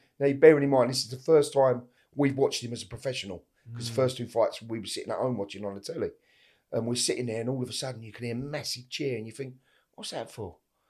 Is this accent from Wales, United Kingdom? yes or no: no; East End, London, United Kingdom; We're all from the East End, and that's how we used to, that's how like my dad and his mates and that all used to be back in the day, you know?